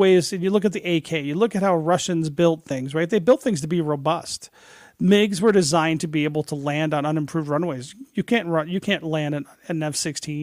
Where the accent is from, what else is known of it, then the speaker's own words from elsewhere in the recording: Detroit, Michigan, United States; I grew up in Detroit.